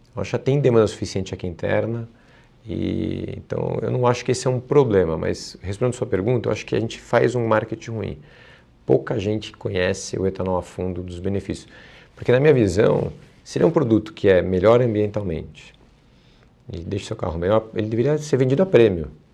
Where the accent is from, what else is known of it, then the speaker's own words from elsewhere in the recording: Brazil; como brasileiro